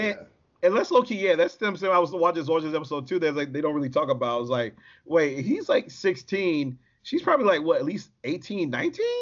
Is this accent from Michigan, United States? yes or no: yes; Detroit, Michigan, United States; I'm from Detroit